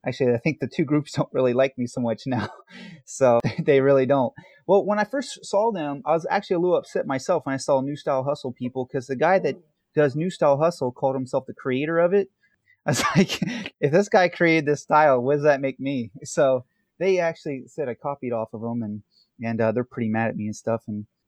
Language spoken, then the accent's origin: English; New York, United States; now in California, United States; when I came out to California from New York, I actually got mocked by some of the ballroom people out here